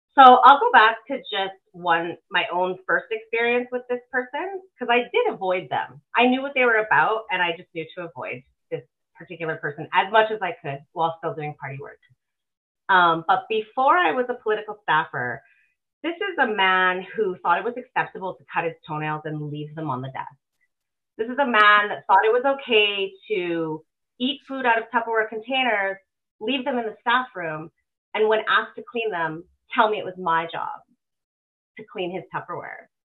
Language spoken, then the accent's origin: English; Alberta, Canada; born and raised in Alberta.